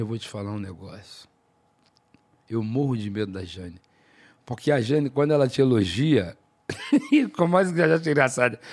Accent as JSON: {"language": "Portuguese", "region": "Rio de Janeiro", "country": "Brazil", "said": "Sou carioca, torço Flamengo."}